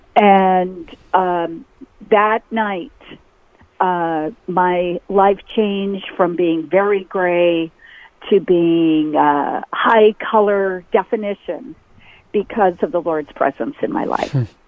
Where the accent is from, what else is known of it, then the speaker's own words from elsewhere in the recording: North Dakota, United States; moved away as an adult; also born or lived in Sioux Falls, South Dakota; I left North Dakota, went to university, went to a private Christian